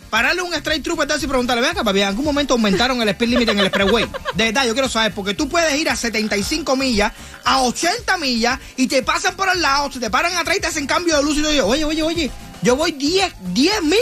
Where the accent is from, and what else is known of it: Venezuela